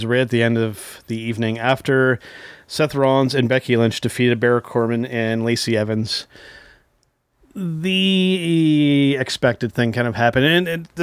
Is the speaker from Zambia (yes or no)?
no; Canada; as Canadian professional wrestling fans